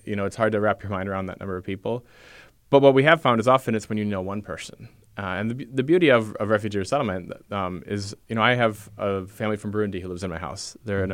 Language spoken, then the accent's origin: English; United States; I'm an American. I have the cultural values that most Americans have